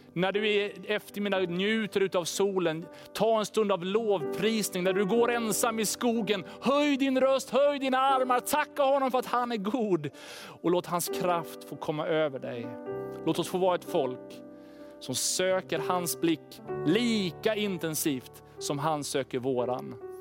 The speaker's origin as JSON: {"language": "Swedish", "country": "Sweden", "said": "oss som svenskar"}